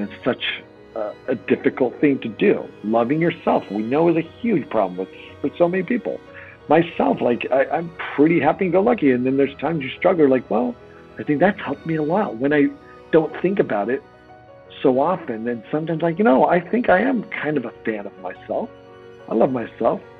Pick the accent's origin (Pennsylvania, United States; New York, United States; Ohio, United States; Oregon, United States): Oregon, United States; I grew up in Oregon